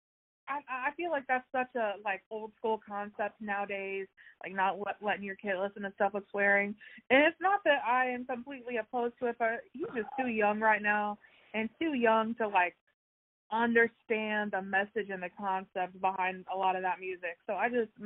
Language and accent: English; Ohio, United States; I grew up in Ohio